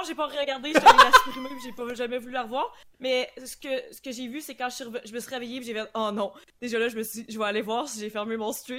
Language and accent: French; Montmagny, Quebec, Canada; quand je dis je viens de Québec, mais je viens vraiment pas de Québec, je viens de Montmagny